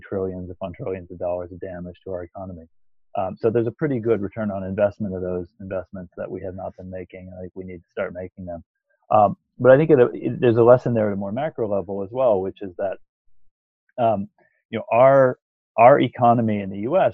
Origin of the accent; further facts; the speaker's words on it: Michigan, United States; I'm from Michigan